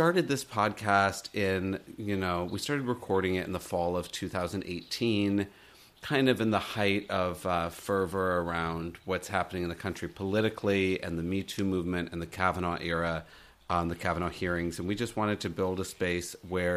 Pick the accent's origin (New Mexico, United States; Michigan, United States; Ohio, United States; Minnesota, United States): Michigan, United States; we've been friends since we were born, and we grew up in Michigan